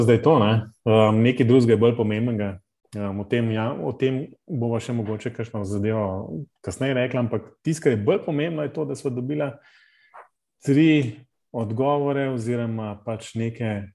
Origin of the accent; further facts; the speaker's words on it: Ljubljana, Central Slovenia, Slovenia; ker sem iz Ljubljana